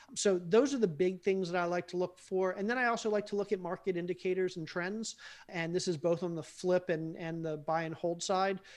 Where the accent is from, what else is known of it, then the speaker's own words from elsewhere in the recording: Baltimore, Maryland, United States; I grew up in Baltimore and we had the steel mills